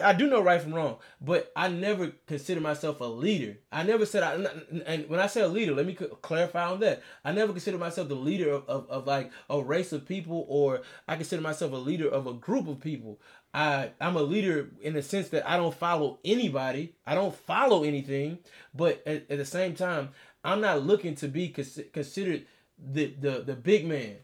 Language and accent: English; Beaumont, Texas, United States; I grew up in Beaumont. I grew up fifteen minutes from Vida, Texas